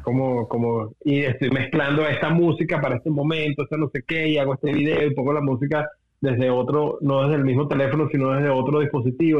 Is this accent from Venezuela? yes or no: yes; Venezuela; nosotros como venezolanos